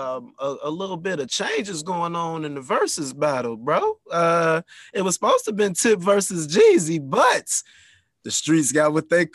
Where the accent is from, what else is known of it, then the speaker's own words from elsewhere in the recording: Chicago, Illinois, United States; I'm from Chicago